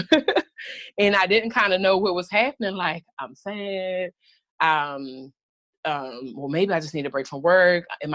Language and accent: English; Baltimore, Maryland, United States; I'm just like from Baltimore. I grew up with drug addict parents.